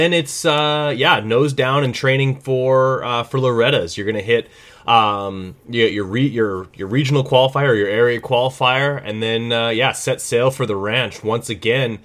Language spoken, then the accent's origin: English; Canada; as a Canadian